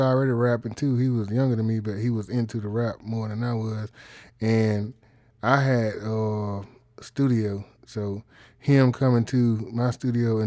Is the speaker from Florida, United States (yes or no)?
no; Columbus, Georgia, United States; born and raised in Columbus, Georgia